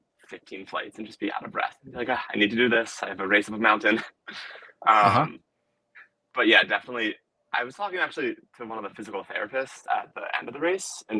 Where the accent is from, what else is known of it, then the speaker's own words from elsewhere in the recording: Rhode Island, United States; also born or lived in Washington, D.C.; now in New York City, United States; I'm from Rhode Island originally, but I live in New York City now.